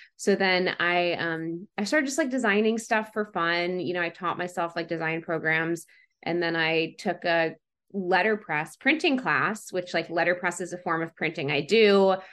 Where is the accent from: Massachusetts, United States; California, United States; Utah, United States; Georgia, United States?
Georgia, United States; Atlanta; moved away as an adult; now in Los Angeles, United States; I grew up in Atlanta. We're in the suburbs of Atlanta.